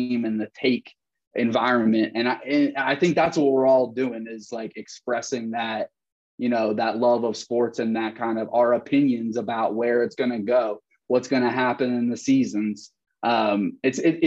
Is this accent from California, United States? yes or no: no; Prospect Park, Pennsylvania, United States; moved away as an adult; also born or lived in Nashville, Tennessee; I'm from Prospect Park, which is like pretty much, you know, right off 95 near the airport, Southeast Delco.